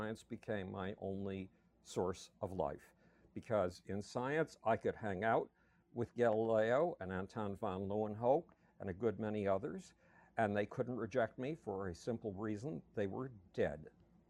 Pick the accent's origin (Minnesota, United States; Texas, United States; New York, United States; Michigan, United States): New York, United States; Buffalo; I grew up in Buffalo, New York.